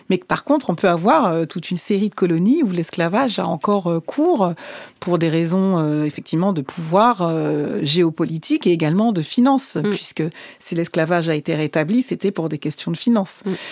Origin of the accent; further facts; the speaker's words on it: Martinique; alors, je suis martiniquaise et le fait de voir un opéra qui se déroule en Martinique, pour moi, c'était un grand choc.